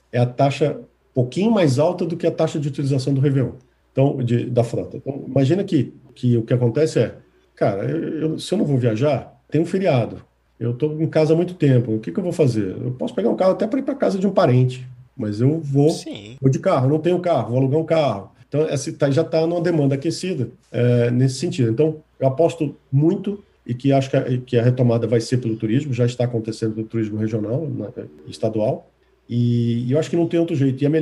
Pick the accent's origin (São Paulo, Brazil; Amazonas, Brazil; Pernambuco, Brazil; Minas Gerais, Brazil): Pernambuco, Brazil; Recife; now in Fortaleza, Brazil; Eu sou recifense, nasci em Recife, morei pouco tempo, mas voltei depois de casado a trabalho.